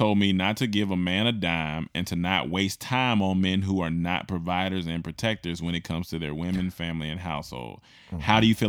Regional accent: Seattle, Washington, United States; I am from Seattle when he was talking about the umbrella, born and raised.

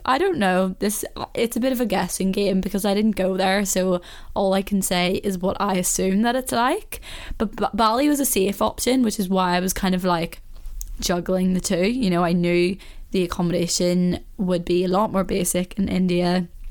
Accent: Belfast, Northern Ireland, United Kingdom; I can understand why someone wouldn't understand me when I'm speaking to someone else from Belfast because you know yourself, like, you do go a bit more into your accent.

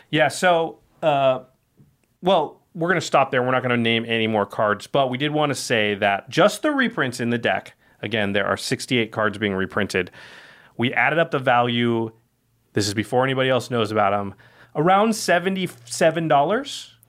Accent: Oregon, United States; listen. I'm from Oregon, and I'm sick of rain from having grown up

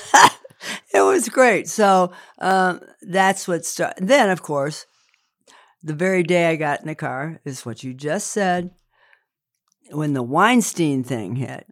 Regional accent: Indiana, United States; I'm from Indiana

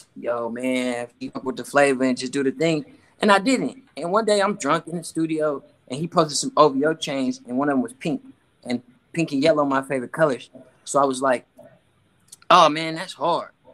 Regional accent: Oakland, California, United States; I'm from West Oakland

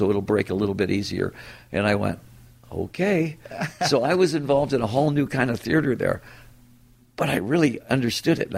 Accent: Detroit, Michigan, United States; it's my hometown

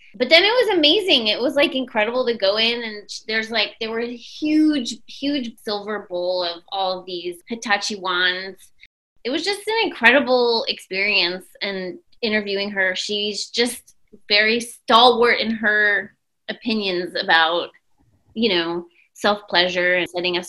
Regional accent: New York City, New York, United States; and I grew up in New York City

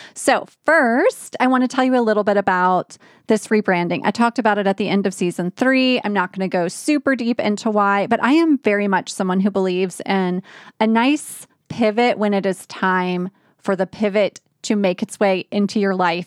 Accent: New Orleans, Louisiana, United States; moved away; New Orleans is my hometown

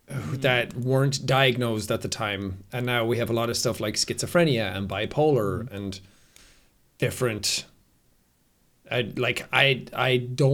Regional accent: Ireland; I grew up in Ireland.

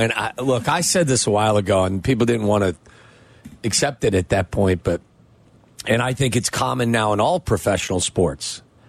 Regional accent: Cincinnati, Ohio, United States; I was a Bulls fan growing up in Cincinnati.

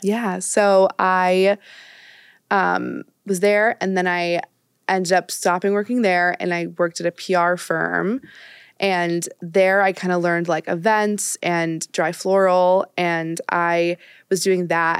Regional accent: Marblehead, Massachusetts, United States; moved away as an adult; also born or lived in Swampscott, Massachusetts / Ohio; now in New York, United States; I'm from um, outside of Boston, a suburb um, I like grew up in one called Marblehead. I moved to Swampscott, like switched schools in eighth grade

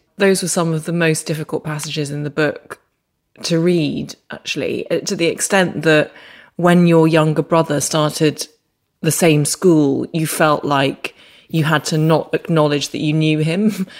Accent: Northern Ireland, United Kingdom; moved away as an adult; I just didn't pick up the accent, even though I lived there from the ages of 4 to 22.

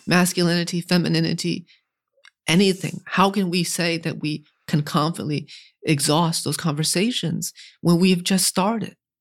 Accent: New England, United States; Growing up in New England

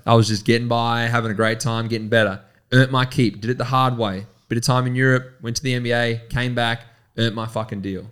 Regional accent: Horsham, Victoria, Australia; we're from Horsham, we've grown up together

